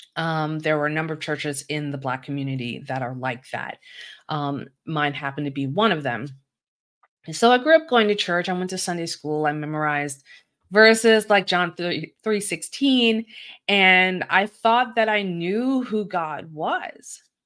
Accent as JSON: {"language": "English", "town": "Baltimore", "region": "Maryland", "country": "United States", "tie": "born or raised there", "said": "I'm from Baltimore City, a very urban part of Baltimore, and it is not uncommon for, uh, people to go to church where I live"}